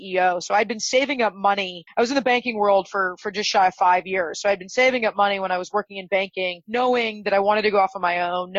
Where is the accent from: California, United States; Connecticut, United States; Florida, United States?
California, United States; just outside of Los Angeles; Grew up just outside of Los Angeles